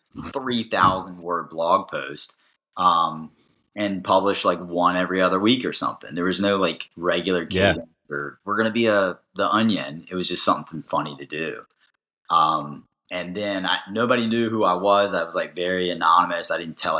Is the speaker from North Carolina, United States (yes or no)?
yes; Raleigh, North Carolina, United States; I was born in Raleigh, moved away when I was one until I came back when I was 10.